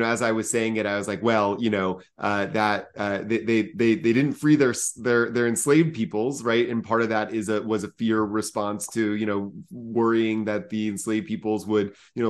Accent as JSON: {"language": "English", "town": "Atlanta", "region": "Georgia", "country": "United States", "tie": "born or raised there", "also_born_or_lived": "New York City", "said": "I'm from Atlanta and was born and raised there, went to New York for college."}